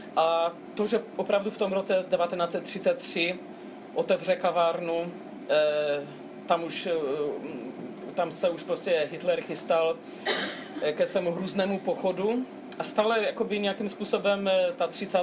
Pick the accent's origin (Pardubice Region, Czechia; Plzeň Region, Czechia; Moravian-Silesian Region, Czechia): Moravian-Silesian Region, Czechia; Český Těšín; first language Polish; Czech is a second language; also born or lived in Brno; now in Czech Republic; Já jsem se narodila ve městě, které je, bylo rozděleno a stále